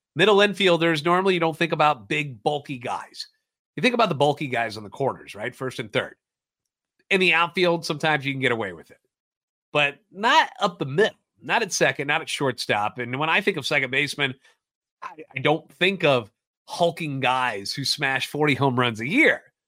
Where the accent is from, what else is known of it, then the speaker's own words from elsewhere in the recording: St. Louis, Missouri, United States; born and raised in the Loop, and a lifetime Cardinals fan.